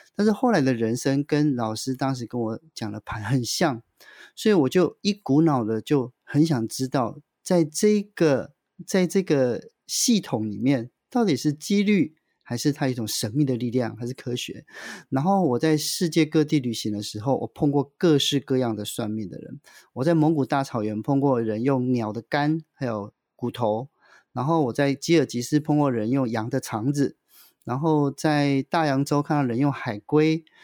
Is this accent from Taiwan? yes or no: yes; central-southern Taiwan, Taiwan; 我是来自于中南部，中下阶级，中低收入的家庭